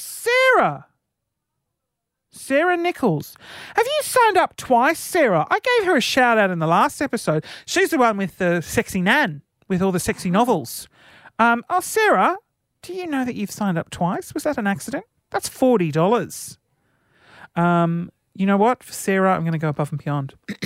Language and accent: English; Sydney, New South Wales, Australia; Sydney. Yeah.